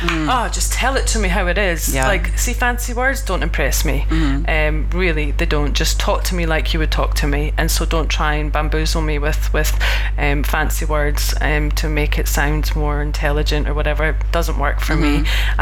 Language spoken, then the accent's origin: English; Scotland, United Kingdom; I'm this Scottish chick